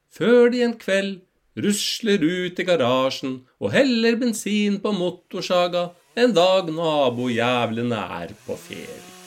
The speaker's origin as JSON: {"language": "Norwegian", "country": "Norway"}